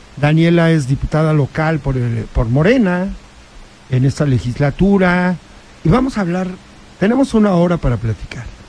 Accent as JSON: {"language": "Spanish", "town": "Huauchinango", "region": "Puebla", "country": "Mexico", "tie": "born or raised there", "said": "yo nací en Huachinango"}